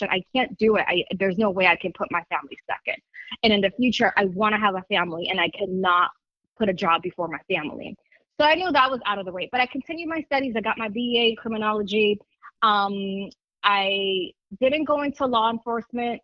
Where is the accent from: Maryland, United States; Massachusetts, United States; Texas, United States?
Massachusetts, United States; Lawrence; I was born and raised in Lawrence, Massachusetts